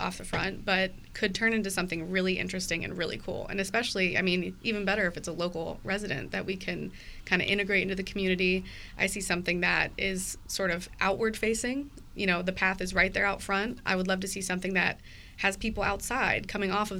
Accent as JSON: {"language": "English", "town": "Cincinnati", "region": "Ohio", "country": "United States", "tie": "born or raised there", "also_born_or_lived": "Columbus", "said": "I grew up in Cincinnati over in the Mount Lookout Hyde Park area"}